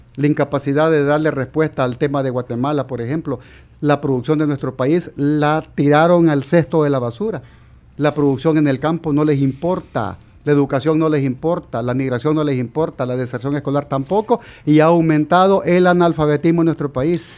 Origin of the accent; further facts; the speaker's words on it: El Salvador; somos salvadoreños